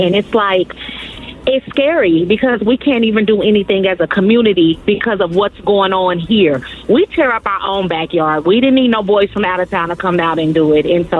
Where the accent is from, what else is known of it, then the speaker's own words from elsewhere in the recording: Kansas City, Missouri, United States; I'm from Kansas City, Missouri.